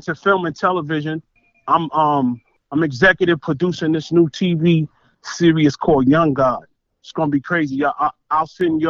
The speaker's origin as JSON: {"language": "English", "town": "New York City", "region": "New York", "country": "United States", "moved": "yes", "lives_now": "Arizona, United States", "said": "I'm based out of AZ, but I'm original from Flatbush, Brooklyn."}